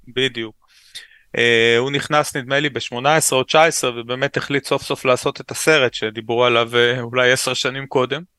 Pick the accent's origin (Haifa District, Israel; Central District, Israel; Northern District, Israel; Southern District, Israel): Central District, Israel; Ra'anana; also born or lived in Ramat Gan; גדלתי רוב חיי ברעננה